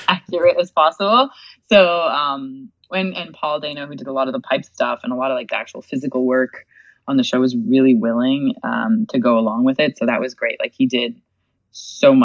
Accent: Quebec City, Quebec, Canada; also born or lived in Montreal; I was born in Quebec City.

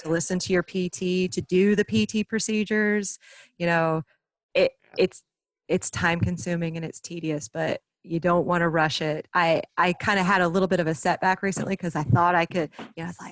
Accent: Myrtle Beach, South Carolina, United States; moved away; I'm originally from Myrtle Beach, South Carolina.

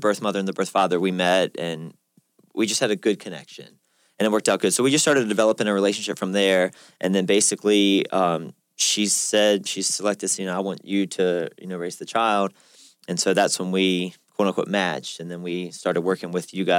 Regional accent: Richmond, Virginia, United States; I'm from the Richmond area, so it's fairly close

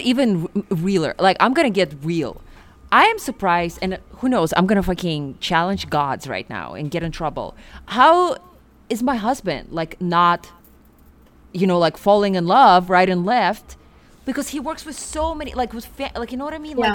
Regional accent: Siberia, Russia; moved away; I'm from Siberia

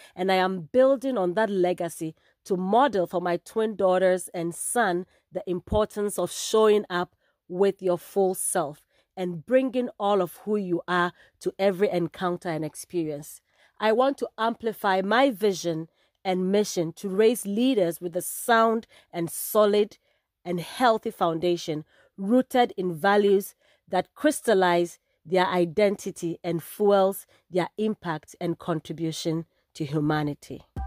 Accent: Ghana; moved away as an adult; also born or lived in California, United States; now in Bay Area, California, United States; I guess that gives away where in Africa I am from. I am proudly Ghanaian

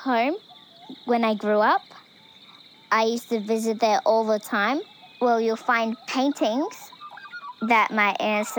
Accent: Kuku Yalanji, Queensland, Australia; I am from the Kukuyalanji tribe

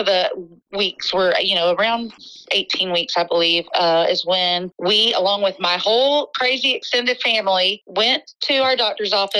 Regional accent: Jacksonville, Florida, United States; also born or lived in Lynchburg, Virginia / Gainesville area, Florida; I was born and raised in Jacksonville

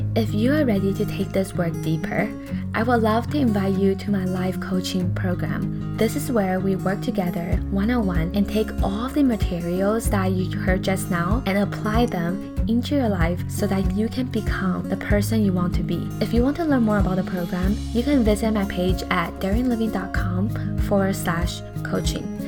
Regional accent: Canada; also born or lived in Taiwan; as an Asian person myself, I am Taiwanese Canadian

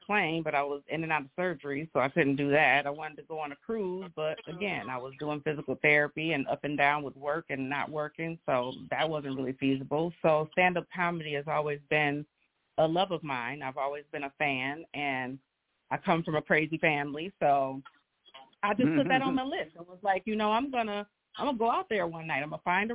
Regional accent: Grand Rapids, Michigan, United States; I am from Grand Rapids, born and raised.

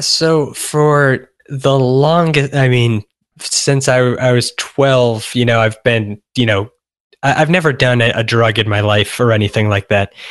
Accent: Massachusetts, United States; moved away as an adult; also born or lived in San Francisco; now in Los Angeles, United States; I grew up, I spent twenty-three years in Massachusetts

